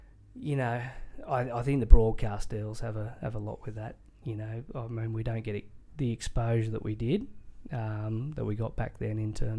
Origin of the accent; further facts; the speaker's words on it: Australia; as an Australian sports fan